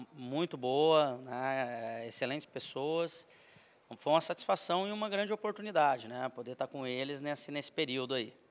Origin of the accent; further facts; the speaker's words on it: Maringá, Paraná, Brazil; moved away as an adult; also born or lived in Santa Catarina; eu sou nascido e criado em Maringá, fica no norte do Paraná